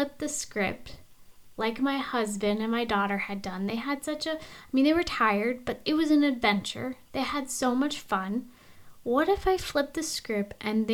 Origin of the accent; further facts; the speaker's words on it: Alaska, United States; from where we come from Alaska